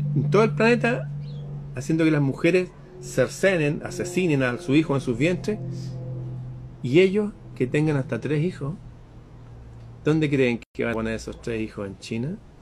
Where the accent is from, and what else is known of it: Chile